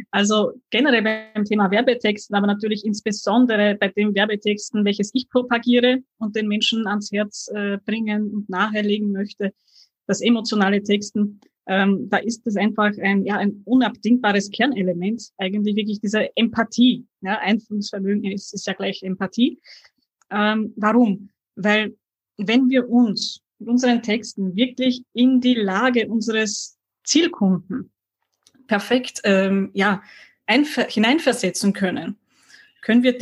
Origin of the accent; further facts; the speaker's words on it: Austria; Und somit habe ich mich jetzt auch als Österreicherin enttarnt.